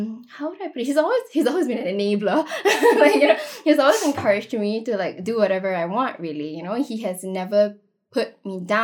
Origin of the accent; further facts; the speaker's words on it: Singapore; I was from Singapore Chinese girls' school.